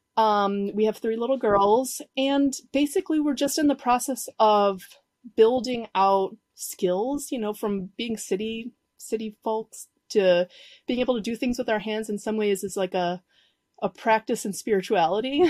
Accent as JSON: {"language": "English", "town": "Chicago", "region": "Illinois", "country": "United States", "tie": "born or raised there", "moved": "as an adult", "lives_now": "Uruguay", "said": "I grew up in Chicago, you know, this, in the city, Southside"}